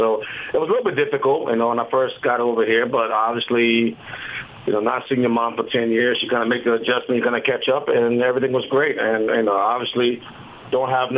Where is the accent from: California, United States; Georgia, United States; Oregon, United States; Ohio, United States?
Ohio, United States; Columbus; my family at home in Columbus, Ohio